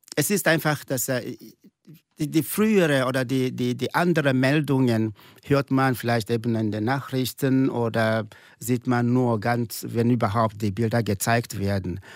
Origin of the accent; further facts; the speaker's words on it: eastern Nigeria, near Enugu State, Nigeria; German is a second language; moved away as an adult; now in St. Gallen, Switzerland; ich komme aus dem Osten von Nigeria, nahe des Bundesstaats äh, Enugu